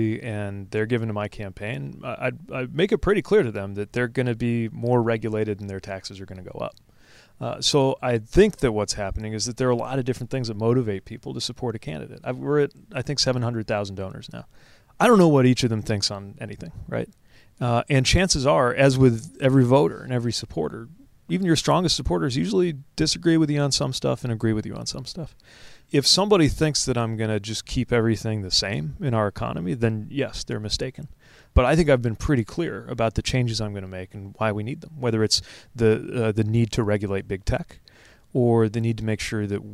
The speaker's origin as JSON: {"language": "English", "region": "Indiana", "country": "United States", "tie": "born or raised there", "said": "When I was growing up in Indiana, in my part of Indiana, we didn't have daylight savings time."}